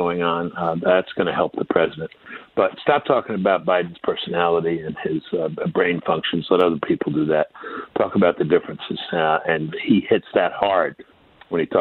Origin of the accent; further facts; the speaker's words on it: New York City, New York, United States; I'm from Brooklyn